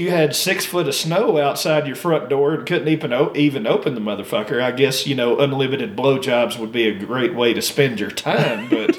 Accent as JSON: {"language": "English", "region": "the South", "country": "United States", "tie": "born or raised there", "moved": "yes", "lives_now": "Denver, United States", "said": "obviously I was raised in the South"}